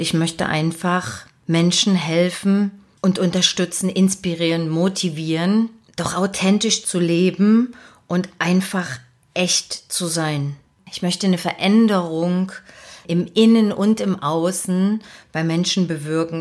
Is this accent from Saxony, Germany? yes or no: yes; Dresden, Saxony, Germany; moved away as an adult; also born or lived in Leipzig; now in Hamburg, Germany; habe also meine Kindheit und meine Jugend in Dresden verbracht